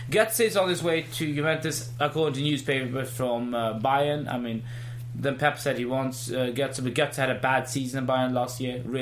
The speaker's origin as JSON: {"language": "English", "country": "India", "said": "No, I'm Indian."}